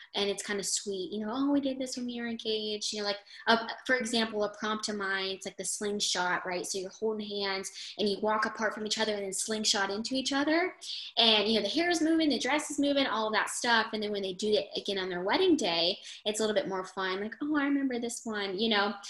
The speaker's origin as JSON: {"language": "English", "country": "United States", "said": "I'm from New York"}